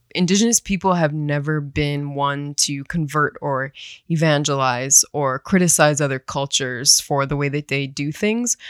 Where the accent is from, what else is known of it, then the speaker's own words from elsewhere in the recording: United States; now in Phoenix, United States; I'm originally from the Turtle Mountain Band of Chippewa and the Standing Rock Sioux Tribe